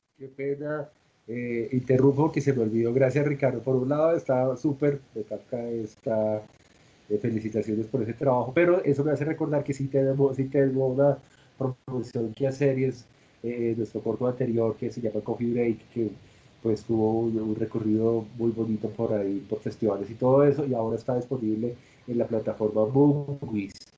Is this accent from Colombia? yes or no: yes; Colombia; como colombianos